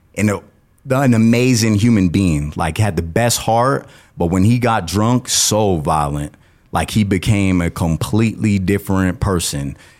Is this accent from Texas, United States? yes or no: no; Colorado Springs, Colorado, United States; I was born and raised in Colorado Springs